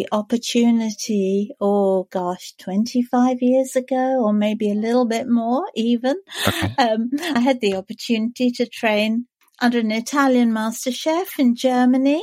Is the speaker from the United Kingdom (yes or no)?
yes; London, United Kingdom; now in Canterbury, United Kingdom; I am a Londoner. I was born in London, but we live in Canterbury